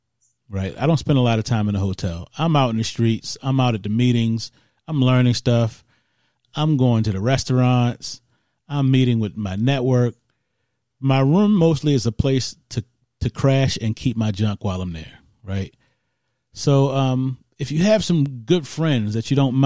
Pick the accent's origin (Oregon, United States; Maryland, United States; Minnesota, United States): Maryland, United States; Baltimore; I'm from Baltimore